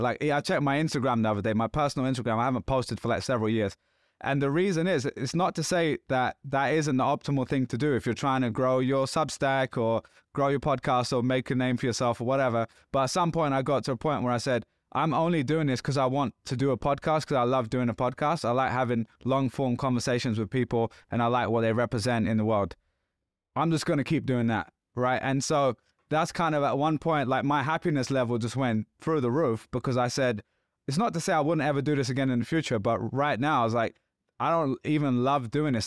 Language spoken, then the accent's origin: English; London, United Kingdom; I'm from London.